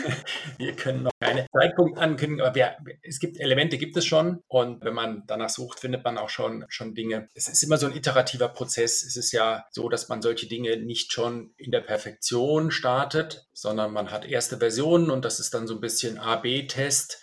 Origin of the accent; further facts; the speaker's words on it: Münster, North Rhine-Westphalia, Germany; also born or lived in Munich / Milan; now in Switzerland; Ich bin aber geboren in Deutschland. Meine Familie kommt so halb-halb. Und ich bin in Münster geboren, habe lange in München gelebt und lebe jetzt seit zwölf Jahren in der Schweiz.